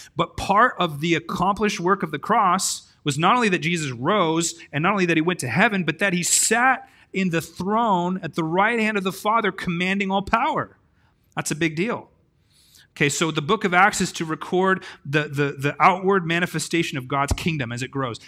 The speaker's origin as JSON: {"language": "English", "town": "Grants Pass", "region": "Oregon", "country": "United States", "said": "I'm from a place called Grants Pass, and I live on tenth street in Grants Pass."}